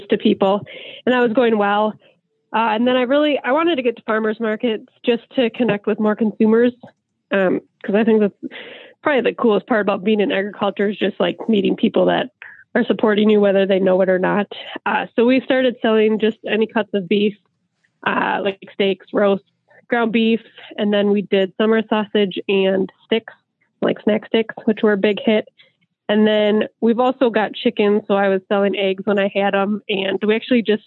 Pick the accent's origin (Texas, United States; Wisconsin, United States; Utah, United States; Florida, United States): Wisconsin, United States; Southwest; from Wisconsin, Southwest Wisconsin